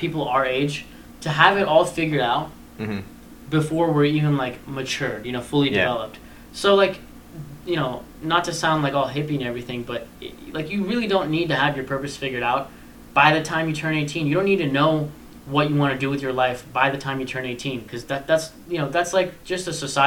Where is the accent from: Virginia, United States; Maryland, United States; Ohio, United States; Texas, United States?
Ohio, United States; we're all from Ohio